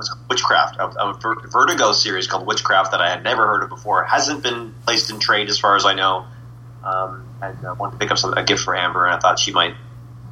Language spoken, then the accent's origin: English; Toronto, Ontario, Canada; we're from Toronto